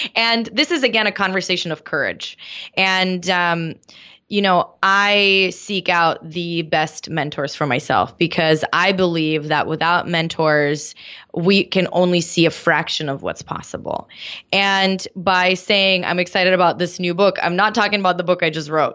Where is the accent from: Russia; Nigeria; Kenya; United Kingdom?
Russia; Moscow; now in San Diego, United States; I grew up in Moscow